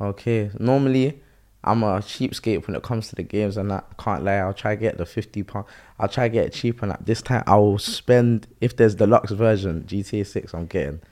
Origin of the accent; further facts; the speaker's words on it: Croydon, London, United Kingdom; I'm from Croydon, innit? So, the school I kind of went to was kind of ghetto